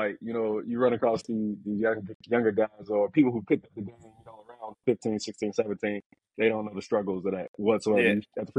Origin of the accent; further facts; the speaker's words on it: Chicago, Illinois, United States; I'm from Chicago, the West Side. I grew up in the Austin area, next to like K-Town area. So that's kind of where I grew up. As I got older, I just moved further west and things like that. But yeah, so from the West Side of Chicago.